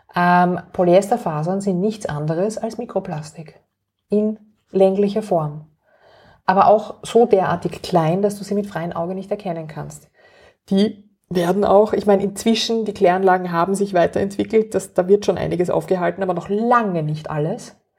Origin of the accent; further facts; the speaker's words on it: Vienna, Austria; ich bin aufgewachsen in Wien